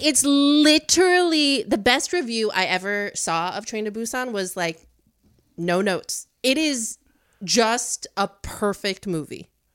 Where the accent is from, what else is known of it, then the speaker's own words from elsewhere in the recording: Chicago, Illinois, United States; moved away as an adult; now in New York, United States; I grew up in the suburbs of Chicago